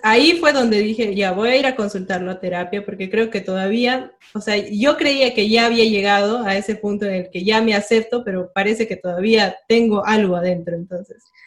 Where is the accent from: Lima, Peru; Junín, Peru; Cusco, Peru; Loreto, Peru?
Cusco, Peru; yo soy del Cusco